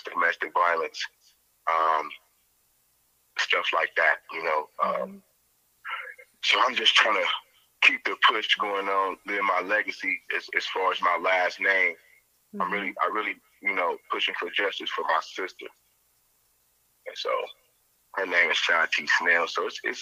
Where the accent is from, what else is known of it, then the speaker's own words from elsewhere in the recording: Canton, United States; growing up in Canton